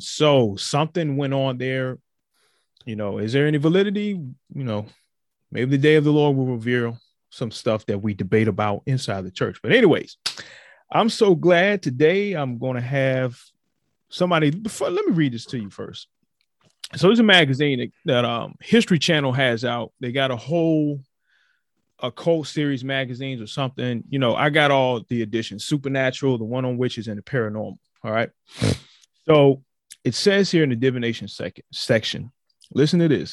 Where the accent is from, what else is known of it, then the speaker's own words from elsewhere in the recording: Virginia, United States; My home state of Virginia